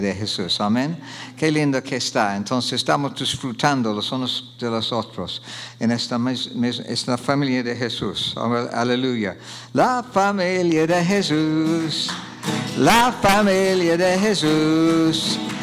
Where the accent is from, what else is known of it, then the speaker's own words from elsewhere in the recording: Oxford, South East England, United Kingdom; Spanish is a second language; moved away; Yo soy de Oxford Inglaterra